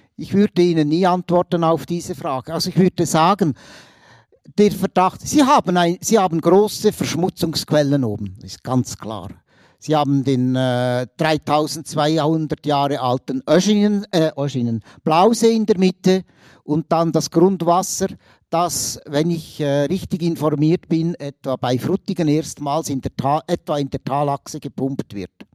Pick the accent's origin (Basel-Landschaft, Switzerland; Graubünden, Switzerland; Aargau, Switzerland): Aargau, Switzerland; ich bin Aargauer und bin natürlich auch in ehemaligem Kolonialgebiet aufgewachsen